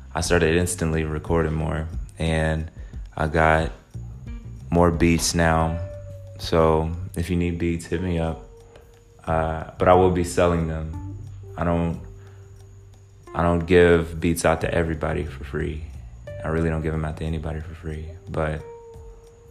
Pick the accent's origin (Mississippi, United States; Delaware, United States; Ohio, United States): Mississippi, United States; moved away as an adult; now in Atlanta, United States; originally I'm from Mississippi